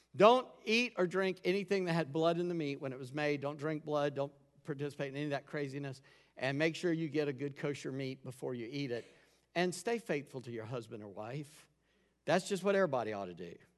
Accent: Charleston, United States; I grew up in Charleston

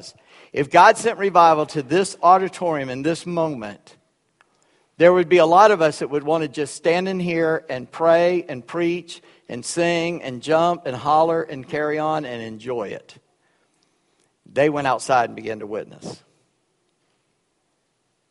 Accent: Charleston, South Carolina, United States; first language Gullah; That's the language I grew up with. I was in Charleston.

